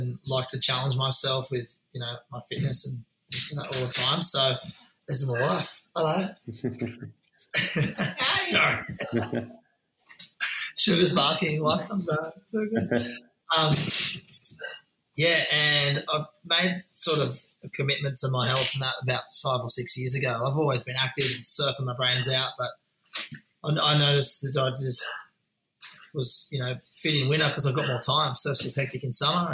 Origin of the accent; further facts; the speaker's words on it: Cronulla, New South Wales, Australia; also born or lived in Gold Coast; growing up in Cronulla was epic